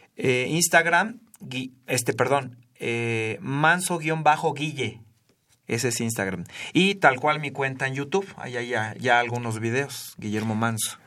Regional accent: Ciudad Sahagún, Hidalgo, Mexico; moved away; also born or lived in Mexico City; yo viví toda mi infancia, aunque nací en la Ciudad de México, viví toda mi infancia en Ciudad Sagún, en Hidalgo

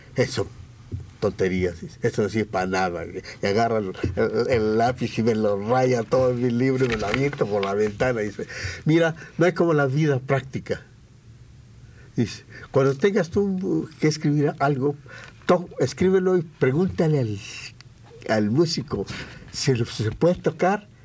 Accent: Mexico; soy mexicano

